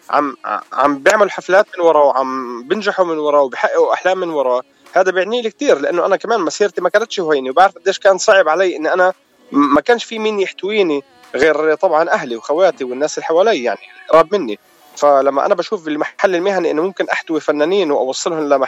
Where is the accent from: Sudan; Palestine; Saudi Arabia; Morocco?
Palestine; واحنا بنفتخر في كوننا فلسطينيه رغم كل الظروف الصعبه الموجودين فيها